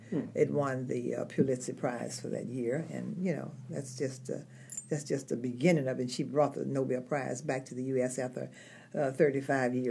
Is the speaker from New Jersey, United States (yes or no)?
no; Memphis, Tennessee, United States; moved away; also born or lived in Iowa; I'm from Memphis, Tennessee